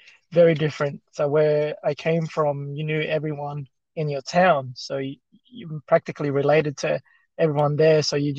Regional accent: Philippines; English is a second language; So growing up in the Philippines, we had a Catholic background. Most of the people in our town were Catholics.

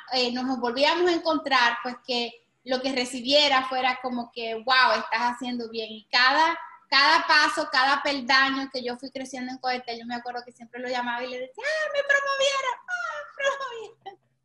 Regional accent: Santo Domingo, Distrito Nacional, Dominican Republic; moved away as an adult; now in Miami, United States; nací en una familia bien humilde en Santo Domingo

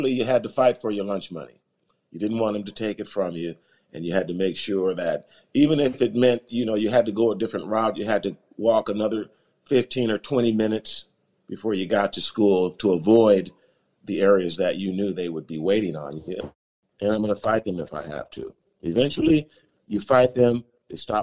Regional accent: Los Angeles, California, United States; I was born in Los Angeles, California. Right around South Central Los Angeles

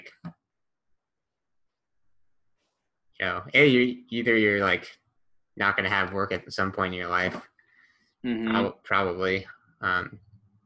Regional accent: United States; as an American

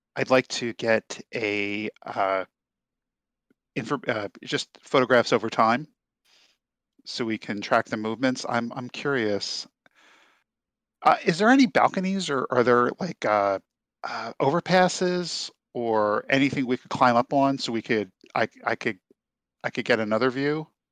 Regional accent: New Jersey, United States; I was raised in South New Jersey

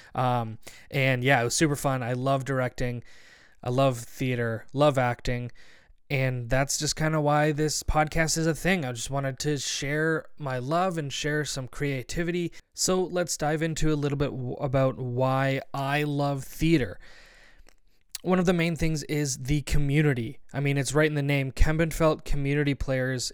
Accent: Barrie, Ontario, Canada; I'm from Barrie, Ontario

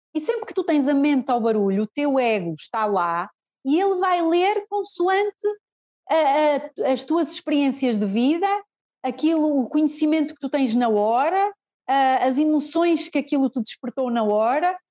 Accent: Fafe, Braga, Portugal; eu sou de FAF, eu sou de FAF, Uh, mas o espaço é em Guimarães

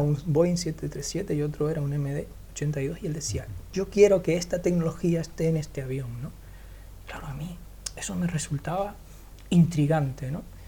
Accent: Canary Islands, Spain; yo soy canario en Canarias vivimos

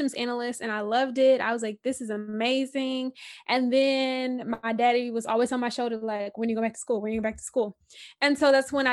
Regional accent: Houston, Texas, United States; I'm from Houston, you know, born, raised

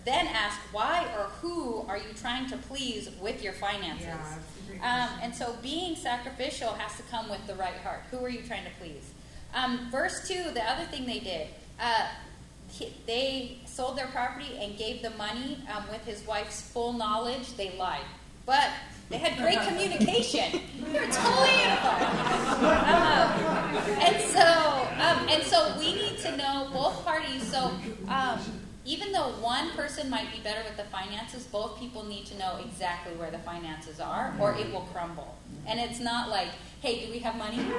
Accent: United States; growing up in the States

